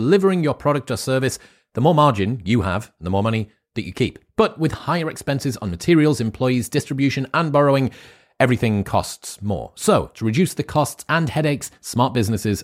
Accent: United Kingdom; as a British person

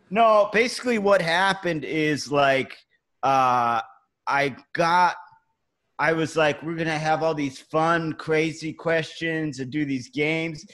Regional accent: Cleveland, Ohio, United States; now in New York City, United States; I'm from Cleveland. That's where I grew up. We're we're all in New York City now

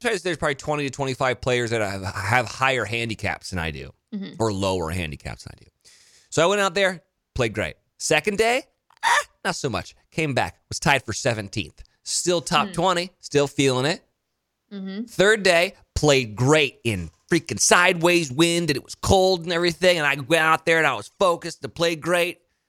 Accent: New York City, New York, United States; They're like, man, where are you from? New York City. New York City.

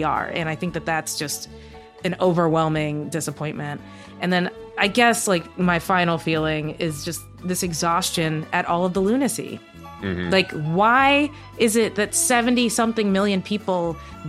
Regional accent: the South, United States; I grew up in America. My family's been here since slavery times. Like, I'm from the South

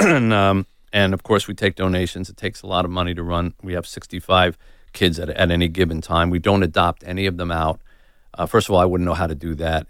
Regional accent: United States; I'm white and I'm American

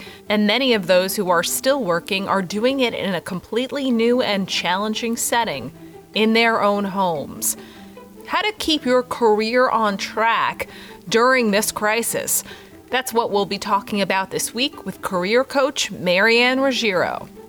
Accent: New York, United States; I think being a New Yorker, it's very like direct to the point.

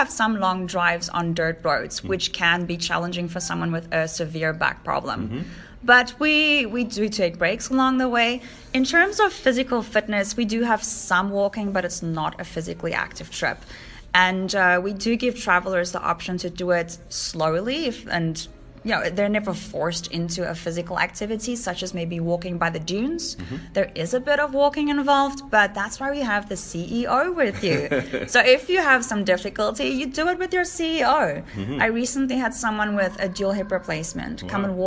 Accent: South Africa; And I am South African.

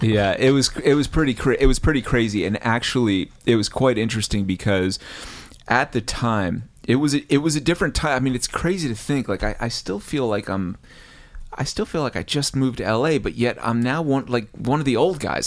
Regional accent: New Jersey, United States; I'm from New Jersey

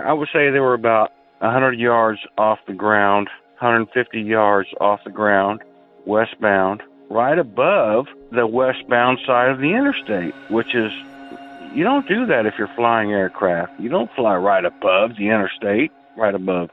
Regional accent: Indianapolis, Indiana, United States; I'm from Indiana, Indianapolis specifically

